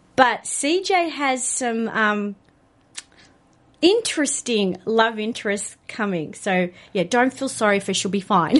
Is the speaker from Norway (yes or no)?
no; Australia; being an Australian